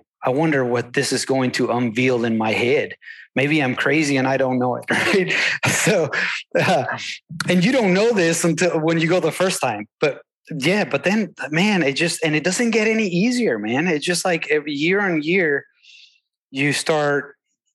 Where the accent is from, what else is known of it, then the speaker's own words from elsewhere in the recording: Venezuela; now in Texas, United States; I come from Venezuela, a very different ecosystem. And I also live in Texas